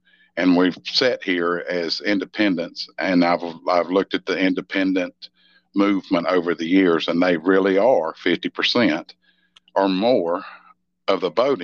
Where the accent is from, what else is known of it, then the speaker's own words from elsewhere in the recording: Mississippi, United States; When I was a kid growing up in Mississippi